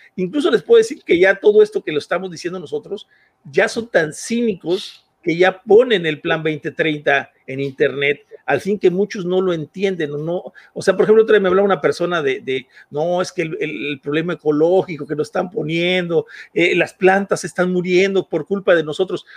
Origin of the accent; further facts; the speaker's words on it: Mexico; nosotros como México